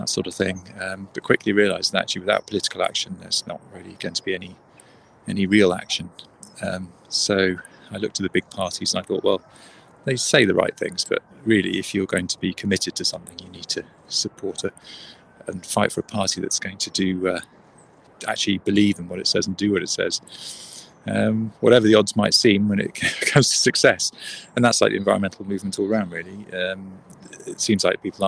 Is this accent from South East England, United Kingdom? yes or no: yes; Newbury, South East England, United Kingdom; also born or lived in West Wales; now in Bath, United Kingdom; I grew up in Newbury